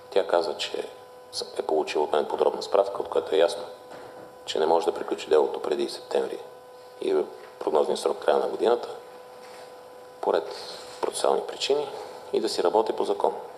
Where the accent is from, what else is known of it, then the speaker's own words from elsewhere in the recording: Bulgaria; съм българин